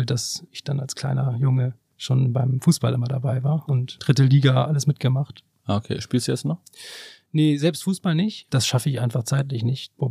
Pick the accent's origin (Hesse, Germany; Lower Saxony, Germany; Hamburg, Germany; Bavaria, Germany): Hamburg, Germany; ich komme aus Hamburg, mein Herz schlägt natürlich irgendwie auch hier, meine ganze Familie und Freunde leben hier.